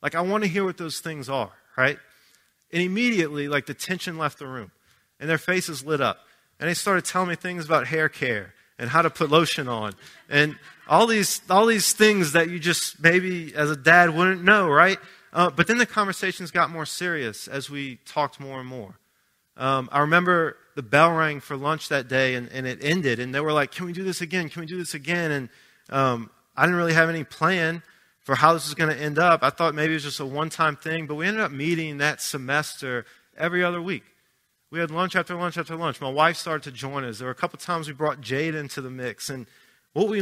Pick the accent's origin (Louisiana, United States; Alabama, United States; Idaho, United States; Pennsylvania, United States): Louisiana, United States; Arabi; now in Pittsburgh, United States; I grew up right outside New Orleans in Araby